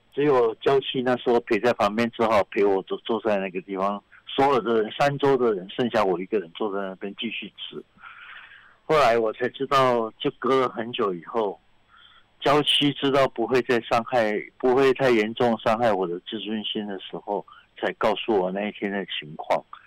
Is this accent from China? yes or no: no; Taiwan; 我们台湾人是吃羊肉卤